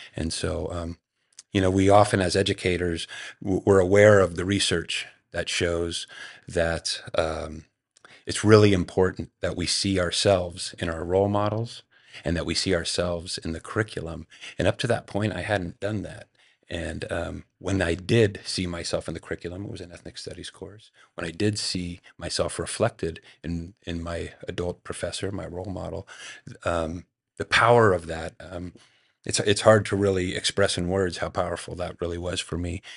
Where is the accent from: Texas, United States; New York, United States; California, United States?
California, United States; Marin County; also born or lived in San Francisco; I was, I was born in San Francisco. My father was raised in San Francisco. Um, but then when I was really young, we moved across the Golden Gate Bridge to Marin County, where I was largely raised